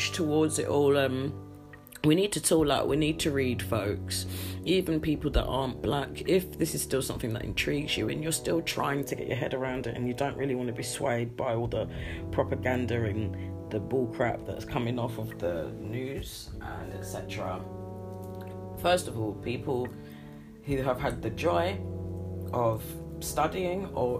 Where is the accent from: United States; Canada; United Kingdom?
United Kingdom; I'm very British